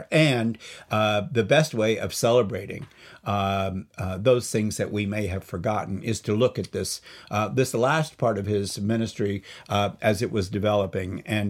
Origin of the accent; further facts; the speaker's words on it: Lexington, Kentucky, United States; He's actually from my hometown of Lexington, Kentucky.